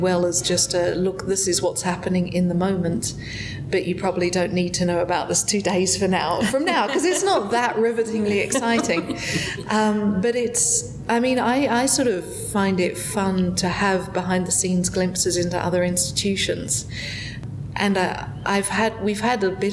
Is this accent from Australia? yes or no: yes; Melbourne, Victoria, Australia; moved away as an adult; now in Las Vegas, United States; I come from Melbourne